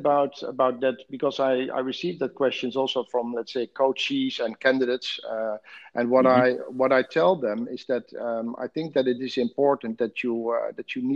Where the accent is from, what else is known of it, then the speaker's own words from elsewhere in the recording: Netherlands; moved away as an adult; now in Dubai, United Arab Emirates; I'm originally from the Netherlands